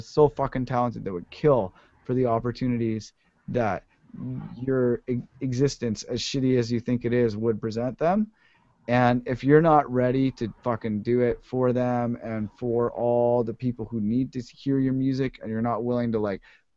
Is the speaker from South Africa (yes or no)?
no; Ottawa, Ontario, Canada; moved away as an adult; now in United States; I grew up in Ottawa, which is not exactly like the crackinest music scene